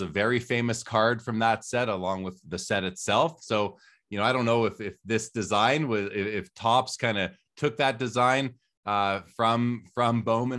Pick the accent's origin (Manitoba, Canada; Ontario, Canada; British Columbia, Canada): Manitoba, Canada; Winnipeg; I'm talking in my mid-teens, growing up in Winnipeg in Canada, going into the LCS.